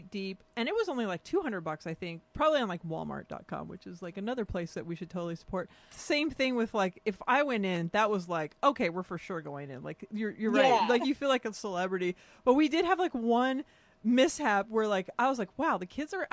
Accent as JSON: {"language": "English", "region": "California", "country": "United States", "tie": "born or raised there", "said": "growing up in California"}